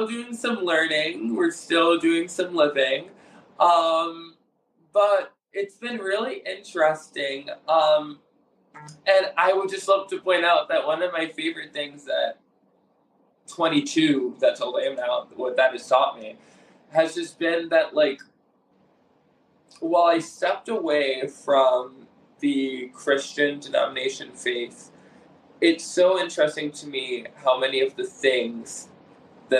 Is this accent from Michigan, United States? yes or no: yes; Detroit, Michigan, United States; I grew up in the Assemblies of God faith in the Assemblies of God denomination in the suburbs outside of Detroit, Michigan